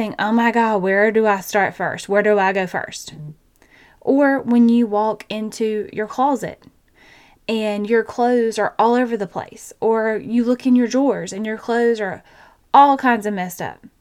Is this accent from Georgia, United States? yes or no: yes; Georgia, United States; I have a twin because I'm from Georgia.